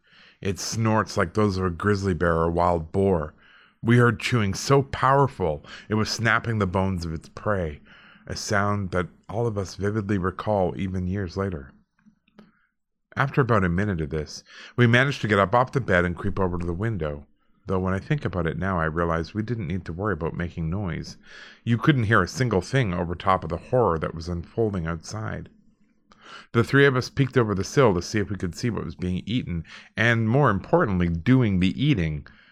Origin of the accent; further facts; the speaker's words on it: Alberta, Canada; I grew up in Alberta, you know, and we were pretty close to a lot of rural people, and they just didn't lock their doors.